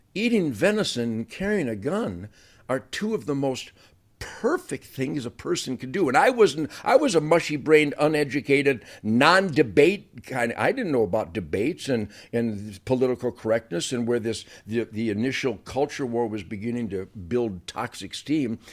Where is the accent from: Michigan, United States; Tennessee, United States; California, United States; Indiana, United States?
Michigan, United States; Detroit; I was born on the Rouge River Uh, in Detroit